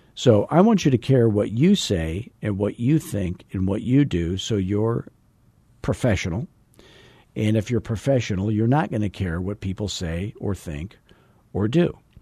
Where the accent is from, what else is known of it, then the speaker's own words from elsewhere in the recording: Arizona, United States; I'm from Arizona where everything's like fourteen years old and painted beige